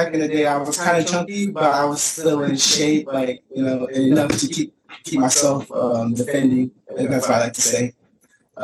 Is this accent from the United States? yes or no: yes; Phoenix, Arizona, United States; I'm born and raised in Phoenix, Arizona